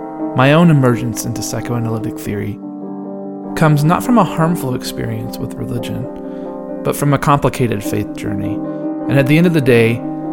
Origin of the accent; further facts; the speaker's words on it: the South, United States; I was raised in the South as an evangelical Christian, even though my mom was a Jew who had converted before meeting my dad.